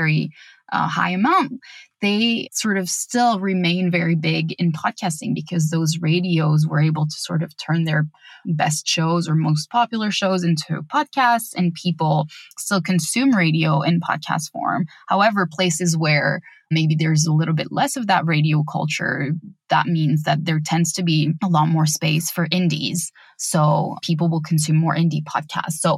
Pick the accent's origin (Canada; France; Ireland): France; France, which is my home country